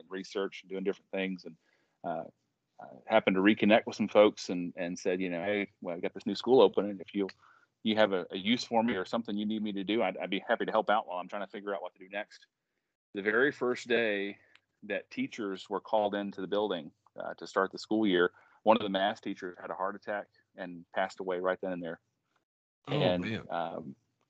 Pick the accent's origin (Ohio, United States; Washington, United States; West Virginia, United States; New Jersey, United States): West Virginia, United States; Williamson; I grew up in Williamson, down in Mingo County